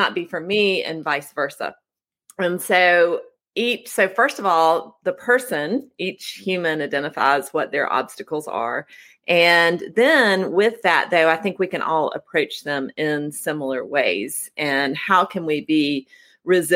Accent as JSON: {"language": "English", "area": "Oconee County", "region": "South Carolina", "country": "United States", "tie": "born or raised there", "said": "I grew up in Oconee County, which is in the western corner of South Carolina, nestled in the foothills of the Appalachian Mountains"}